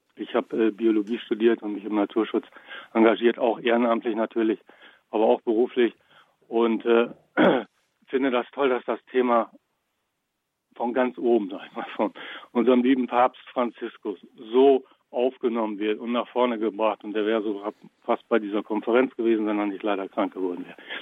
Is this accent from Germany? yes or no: yes; Bad Iburg, Lower Saxony, Germany; Jetzt wird nicht jeder Bad Iburg kennen, wo ich herkomme. Das liegt äh, südlich von Osnabrück in Niedersachsen